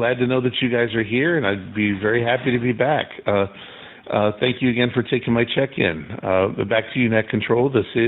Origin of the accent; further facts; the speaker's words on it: Chicago, Illinois, United States; moved away as an adult; also born or lived in Joliet, Illinois; now in Seven Lakes, United States; I'm actually originally from Chicago and have been in North Carolina for a little over 20 years.